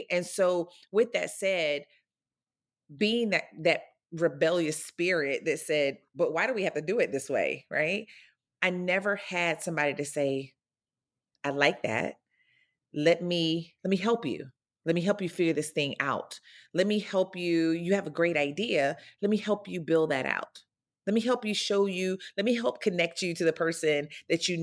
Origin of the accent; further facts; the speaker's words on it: North Florida, United States; I grew up in North Florida, a very small rural town